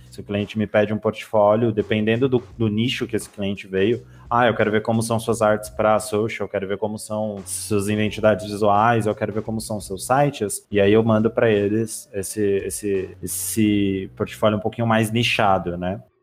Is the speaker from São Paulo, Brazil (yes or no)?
yes; São Paulo, Brazil; eu sou de São Paulo